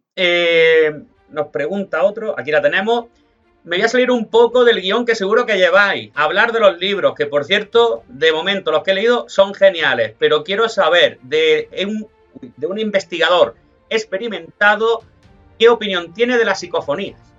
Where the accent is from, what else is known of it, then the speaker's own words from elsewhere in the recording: Almagro, Castilla-La Mancha, Spain; soy manchego, soy de Almagro